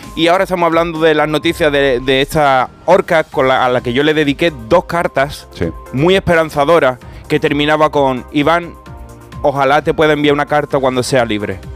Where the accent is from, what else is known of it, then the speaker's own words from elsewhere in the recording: Andalusia, Spain; soy andaluz